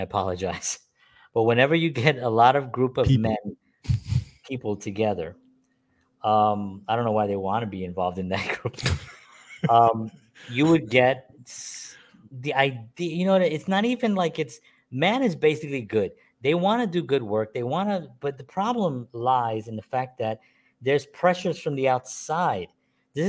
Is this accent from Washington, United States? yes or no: no; New York City, New York, United States; I'm a Puerto Rican man born and raised in the South Bronx